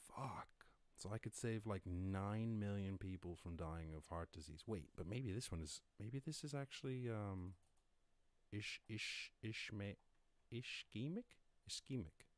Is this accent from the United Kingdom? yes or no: no; born in Cork, Munster, Ireland; growing up in Ireland obviously, rural Ireland, not the city at all